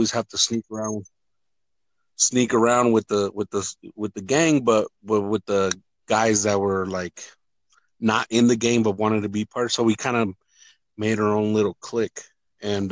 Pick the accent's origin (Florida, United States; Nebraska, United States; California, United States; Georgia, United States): California, United States; moved away as an adult; also born or lived in Michoacán, Mexico; now in Denver, United States; Moved to the United States in 1968, and I think I was like 8 years old. We moved up to California.